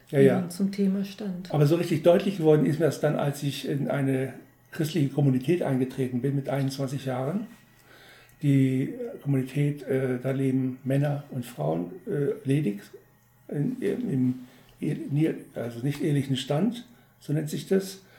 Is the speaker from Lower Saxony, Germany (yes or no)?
yes; Wolfsburg, Lower Saxony, Germany; in unserer damaligen Kirchengemeinde in Wolfsburg, wo ich herkomme